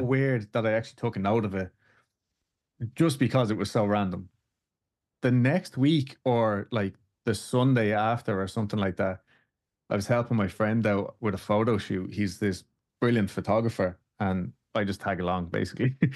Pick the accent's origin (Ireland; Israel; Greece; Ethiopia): Ireland; Dublin, Leinster; now in Houston, United States; I'm from Dublin in Ireland